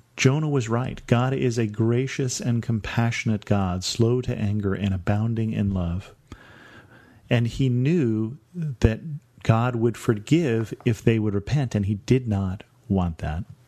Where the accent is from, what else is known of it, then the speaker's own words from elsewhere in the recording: United States; Being an American